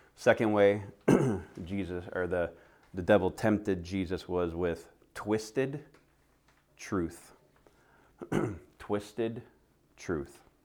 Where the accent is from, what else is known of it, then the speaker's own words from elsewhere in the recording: the South, United States; now in Phoenix, United States; I'm from the South